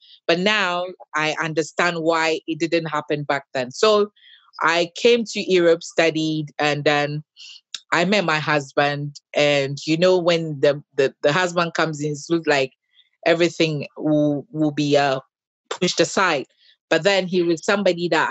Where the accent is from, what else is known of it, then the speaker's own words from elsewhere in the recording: Ghana; now in United Kingdom; I grew up in Ghana, raised by my dad. Till I came to the UK